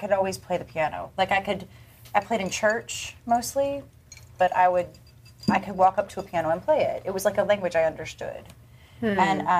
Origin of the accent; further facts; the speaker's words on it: North Carolina, United States; moved away as an adult; I'm North Carolina.